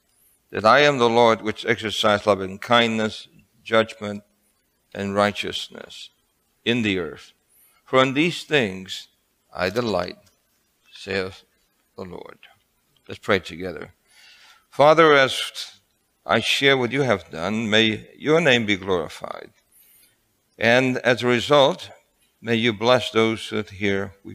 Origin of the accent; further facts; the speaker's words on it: Brooklyn, New York, United States; also born or lived in El Fanguito, Puerto Rico; So I was born in El Fanguito, and then from there, my mother and father-in-law decided to transfer us to another island of New York.